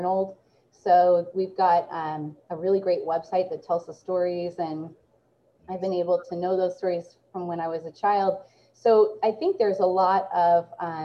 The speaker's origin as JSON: {"language": "English", "town": "Salem", "region": "Oregon", "country": "United States", "tie": "born or raised there", "said": "I grew up right in Salem, Oregon, which is right up the road from where I work at Willamette Valley Vineyards. This is my hometown"}